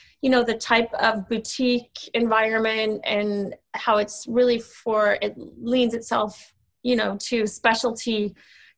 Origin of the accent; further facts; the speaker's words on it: Sweden; moved away; I grew up in Sweden because my dad is Swedish. So when I was 10, we moved to Sweden